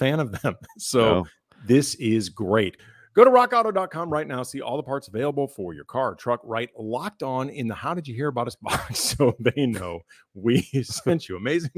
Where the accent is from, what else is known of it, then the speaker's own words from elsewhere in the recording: St. Louis, Missouri, United States; moved away; I didn't grow up in this. Like, you know, we're from St. Louis. St. Louis is not an NBA city. So I didn't become a Laker fan until I moved out here in the early 90s.